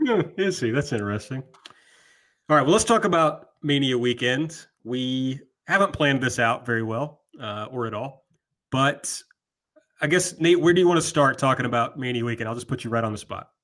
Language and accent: English; the South, United States; I'm also from the South